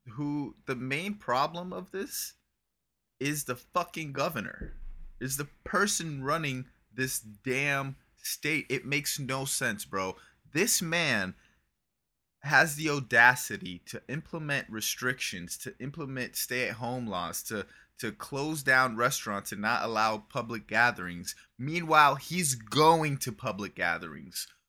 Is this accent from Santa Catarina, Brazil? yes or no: yes; Criciúma, Santa Catarina, Brazil; moved away; I was raised in Criciúma, and that's a city in southern Brazil.